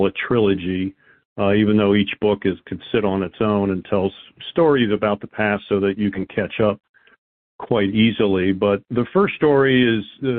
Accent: United States; we had a lot of extended family in New Jersey and Philadelphia as we grew up outside of Washington.

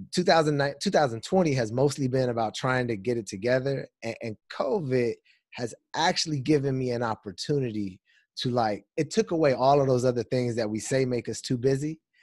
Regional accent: Pasadena, California, United States; moved away as an adult; now in Washington, D.C., United States; I'm originally from California, Pasadena

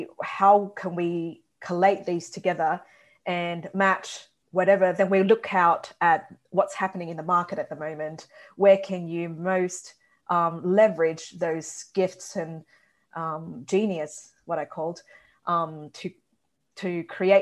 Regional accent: Brisbane, Queensland, Australia; also born or lived in Taiwan; I was originally from Taiwan and I grew up in Brisbane.

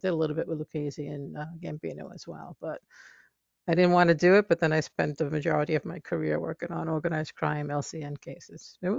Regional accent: New York City, New York, United States; I grew up in Bensonhurst, Brooklyn. I'm also Italian. Okay. Sicilian Italian.

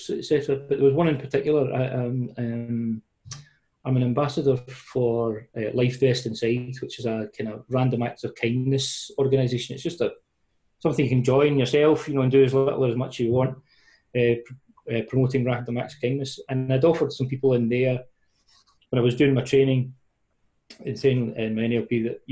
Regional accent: Paisley, Scotland, United Kingdom; accent: Paisley; my Glasgow accent, well, Paisley accent

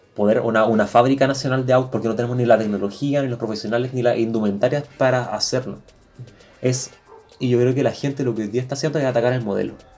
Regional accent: Chile

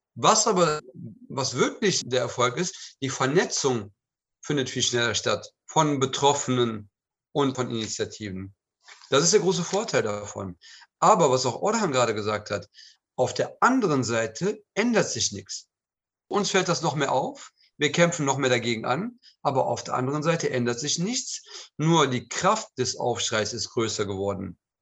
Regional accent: Cologne, North Rhine-Westphalia, Germany; ich war ja zur Zeit des ähm, Anschlages, des Nagelbombenanschlages auch Anwohner der Kolbstraße. Nicht Bewohner, aber habe in unmittelbarer Nähe gewohnt und meine Kindheit habe ich auf der Kolbstraße verbracht

